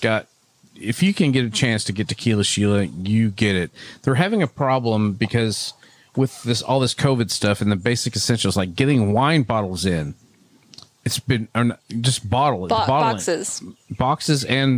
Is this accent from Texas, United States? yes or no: yes; Texas, United States; I'm from Texas